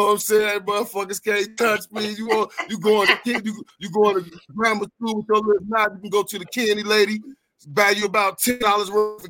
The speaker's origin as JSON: {"language": "English", "region": "Florida", "country": "United States", "tie": "born or raised there", "said": "Florida. I come from Block 6"}